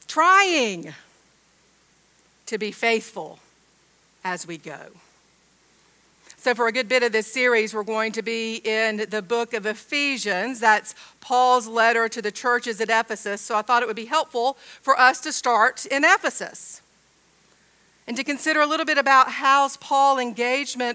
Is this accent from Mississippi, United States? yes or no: no; Georgia, United States; I'm from Georgia, I say dog.